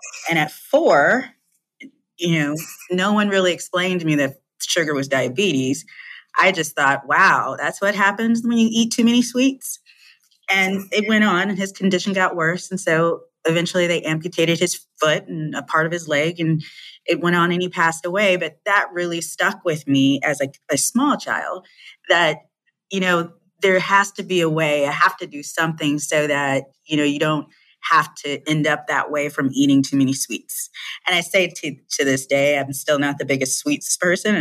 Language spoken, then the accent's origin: English; Chicago, Illinois, United States; moved away as an adult; also born or lived in Hong Kong / California; I was born and raised in the Chicagoland area